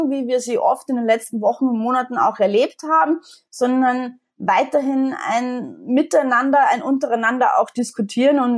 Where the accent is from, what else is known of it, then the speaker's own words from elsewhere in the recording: Austria; jetzt bin ich Österreicherin, wie man unschwer erkennen kann und wie viele Österreicher bin ich absolut Wintersportfanatisch.